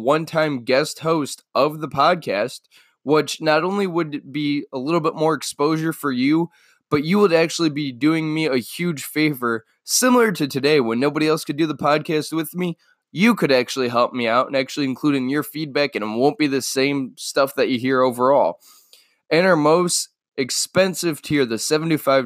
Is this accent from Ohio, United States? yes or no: yes; Cleveland, Ohio, United States; I am from Cleveland.